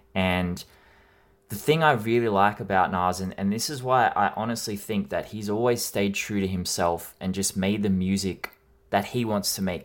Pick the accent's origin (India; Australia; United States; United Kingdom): Australia; I am Australian